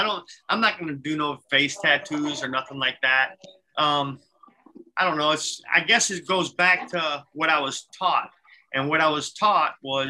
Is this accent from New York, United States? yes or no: no; Rockford, Illinois, United States; I'm born and raised in Rockford, Illinois.